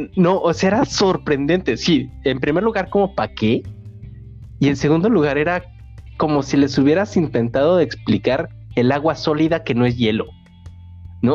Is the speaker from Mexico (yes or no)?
yes; Mexico; moved away; como mexicanos, e incluso me voy a atrever a decir esto como latinos